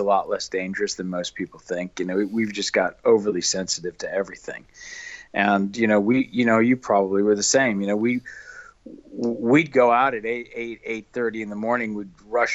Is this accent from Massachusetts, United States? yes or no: no; near Chicago, rural Illinois, United States; I'm from the rural cornfields of Illinois, originally back in the late 1950s